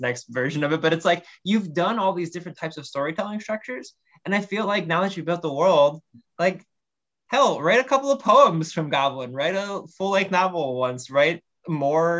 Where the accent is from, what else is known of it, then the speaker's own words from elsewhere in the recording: Ohio, United States; I'm from Ohio